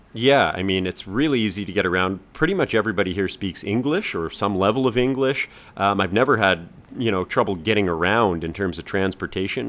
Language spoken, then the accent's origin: English; Canada; moved away as an adult; now in Hong Kong; we're both from Canada